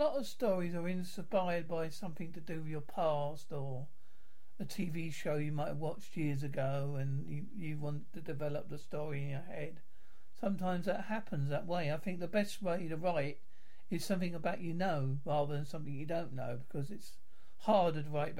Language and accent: English; England, United Kingdom; accent: English; I thought, well, because I'm English, I can't.